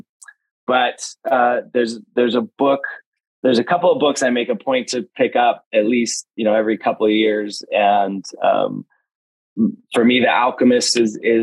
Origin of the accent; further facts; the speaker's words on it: West Coast, Canada; I grew up on the West Coast